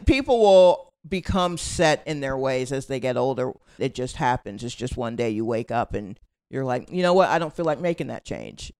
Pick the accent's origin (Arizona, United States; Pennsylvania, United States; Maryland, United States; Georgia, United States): Georgia, United States; Atlanta; moved away as an adult; also born or lived in Brooklyn, New York; now in New York, United States; I was born in Brooklyn, and my family moved to Atlanta when I was, like, eight or nine. Uh, and so I, I've been there ever since